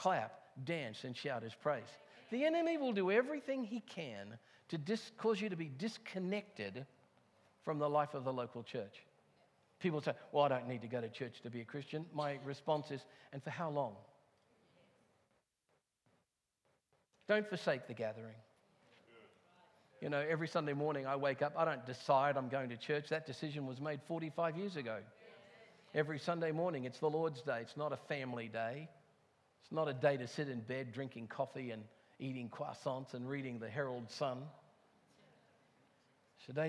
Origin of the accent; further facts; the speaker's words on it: England, United Kingdom; moved away; I come from England